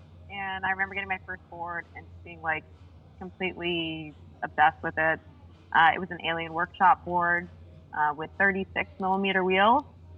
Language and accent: English; Los Angeles / Monterey, California, United States; Because I was getting into lots of trouble in Los Angeles. Kids grow up really fast there.